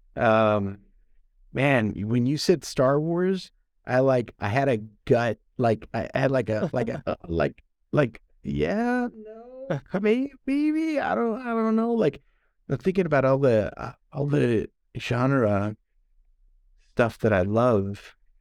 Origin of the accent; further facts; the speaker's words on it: United States; I am American.